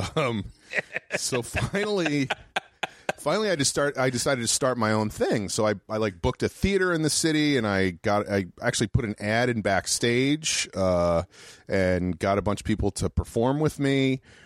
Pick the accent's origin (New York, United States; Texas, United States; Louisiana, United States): New York, United States; moved away; also born or lived in Worcester, Massachusetts; I grew up in New York, right outside New York City